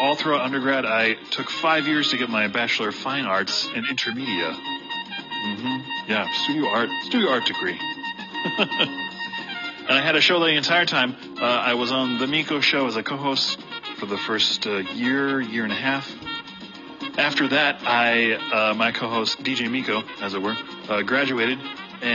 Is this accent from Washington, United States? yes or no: no; Iowa City, Iowa, United States; I was born and raised in Iowa City.